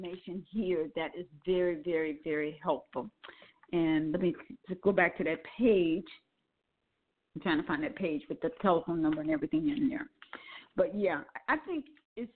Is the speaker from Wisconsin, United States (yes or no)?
yes; Milwaukee, Wisconsin, United States; also born or lived in New Orleans, Louisiana; I was born in New Orleans but raised in Milwaukee, Wisconsin